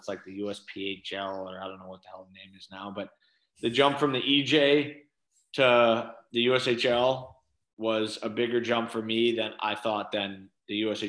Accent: Natick, Massachusetts, United States; So Fenway, obviously, I'm from Natick, Mass. So it's west of Boston. 30 minutes.

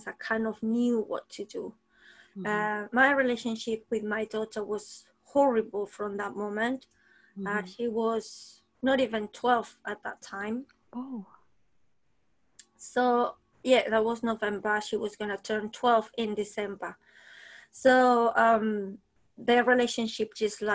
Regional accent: Spain; moved away as an adult; also born or lived in New Zealand; now in London, United Kingdom; I'm from Spain originally. I came to London 21 years ago, very young.

